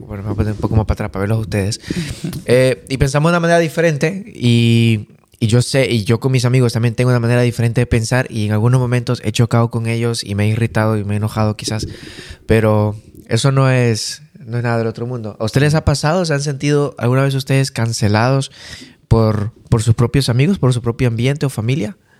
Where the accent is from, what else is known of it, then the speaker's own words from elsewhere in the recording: Bolivia; moved away; yo, que vengo de Bolivia, soy sudamericano